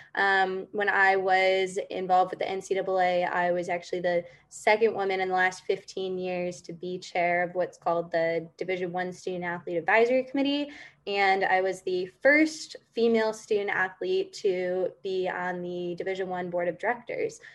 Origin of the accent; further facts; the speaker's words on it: California, United States; moved away as an adult; also born or lived in Ithaca, New York; now in New York, United States; I grew up in California